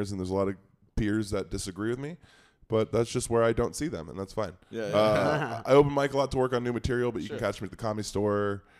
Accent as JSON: {"language": "English", "town": "Kihei", "region": "Hawaii", "country": "United States", "moved": "yes", "said": "I'm originally from Maui."}